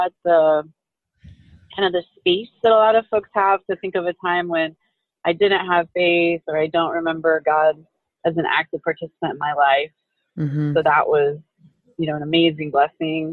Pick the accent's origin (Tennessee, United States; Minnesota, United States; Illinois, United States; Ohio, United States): Illinois, United States; Southern; moved away as an adult; also born or lived in Indianapolis, Indiana; now in Wahiawa, United States; I grew up in the cornfields of Southern Illinois